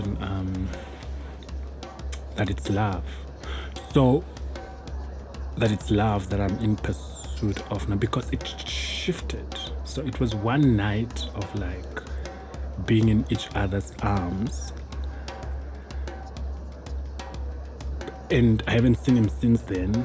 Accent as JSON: {"language": "English", "country": "Namibia", "tie": "born or raised there", "also_born_or_lived": "Johannesburg, South Africa", "said": "growing up in Namibia in a very conservative society, in a Christian home"}